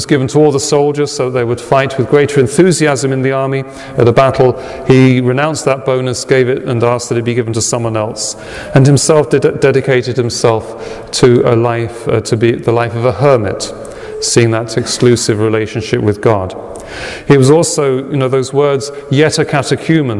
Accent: England, United Kingdom; now in United States; In my home country, it's kept as Remembrance Day today

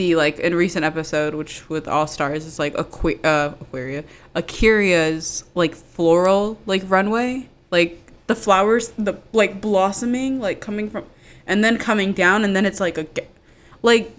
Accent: Maryland, United States; I'm from Maryland. And Potomac is, like, 45 minutes from me

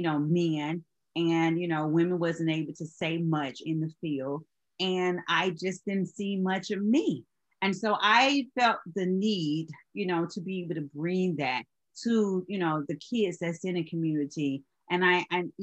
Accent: Georgia, United States; now in Charleston, United States; I'm originally from Georgia

